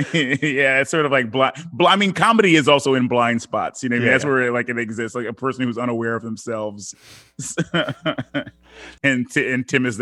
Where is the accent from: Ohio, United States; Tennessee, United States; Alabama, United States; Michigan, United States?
Michigan, United States; Detroit; also born or lived in Africa; from having my perspective be of growing up in Detroit, but then also in Africa.